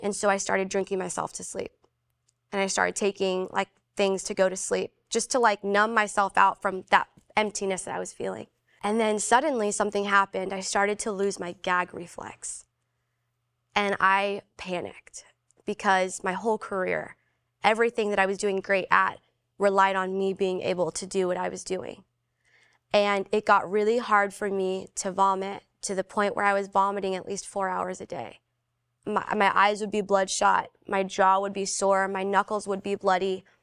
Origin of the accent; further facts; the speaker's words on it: Philippines; I'm Filipino